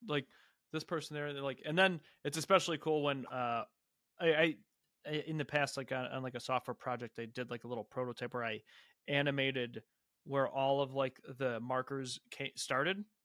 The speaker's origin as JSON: {"language": "English", "region": "Ohio", "country": "United States", "also_born_or_lived": "Austin, Texas / Columbus, Ohio", "moved": "yes", "said": "I'm originally from Ohio"}